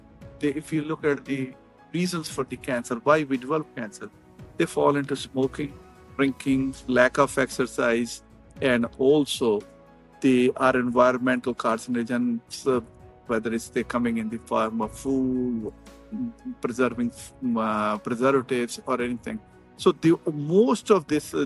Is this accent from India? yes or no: yes; India; moved away as an adult; now in United States; I'm from India. When I came to the United States 30 years ago